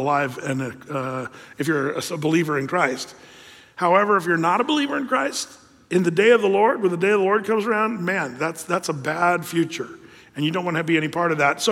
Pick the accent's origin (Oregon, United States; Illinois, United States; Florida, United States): Oregon, United States; Southern; I grew up in Southern Oregon where we had rivers and lakes